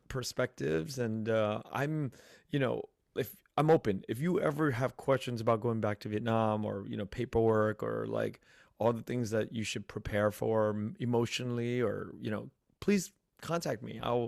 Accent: United States; I'm a second generation. I was born in the United States

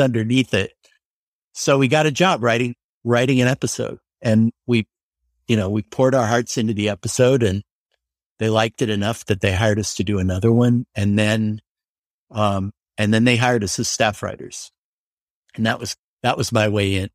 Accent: Denver, Colorado, United States; moved away as an adult; now in Los Angeles, United States; I was from Denver, so I didn't know anyone here

